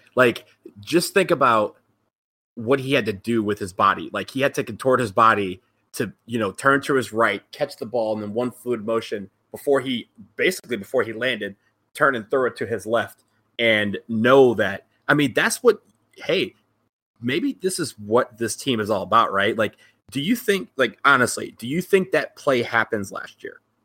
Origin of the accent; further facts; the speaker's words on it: Ypsilanti, Michigan, United States; moved away; my hometown Eastern Michigan Eagles